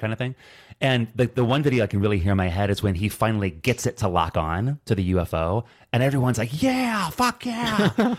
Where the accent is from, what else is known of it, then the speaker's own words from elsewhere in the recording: Hobart, Indiana, United States; my hometown, Hobart, Indiana